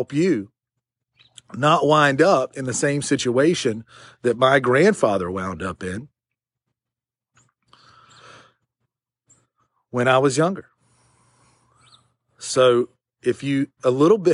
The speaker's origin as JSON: {"language": "English", "town": "Shelby", "region": "North Carolina", "country": "United States", "tie": "born or raised there", "said": "Shelby, which is my hometown, which is where I'm at right now"}